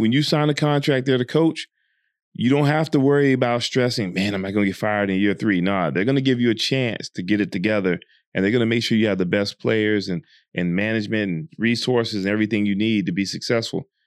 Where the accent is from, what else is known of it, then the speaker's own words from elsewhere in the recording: Georgia, United States; now in Dubai, United Arab Emirates; even though I'm from Georgia